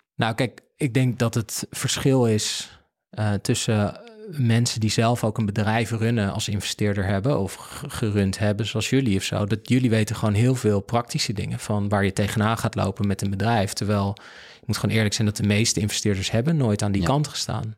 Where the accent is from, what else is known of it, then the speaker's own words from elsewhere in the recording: Netherlands; we zijn als Nederlanders